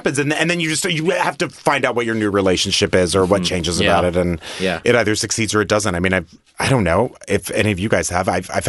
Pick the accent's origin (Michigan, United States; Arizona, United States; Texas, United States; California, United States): Texas, United States; El Paso; moved away; In El Paso, Texas.